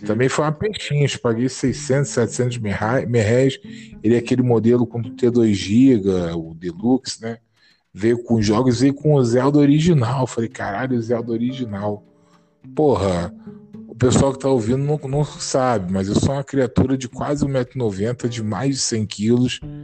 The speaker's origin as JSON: {"language": "Portuguese", "region": "Rio de Janeiro", "country": "Brazil", "said": "a gente é carioca"}